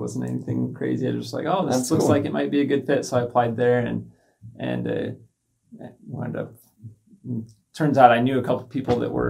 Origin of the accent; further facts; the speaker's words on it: Kaysville, Utah, United States; I'm from Kaysville